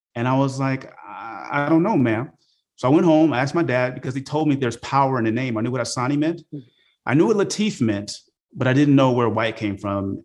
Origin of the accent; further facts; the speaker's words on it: Oakland, California, United States; growing up in Oakland, California during the 80s, it was a rough place